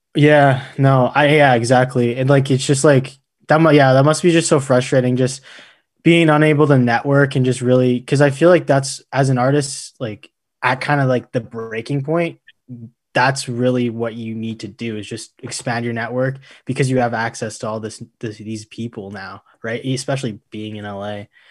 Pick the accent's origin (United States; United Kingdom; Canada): Canada; Alberta; growing up in Alberta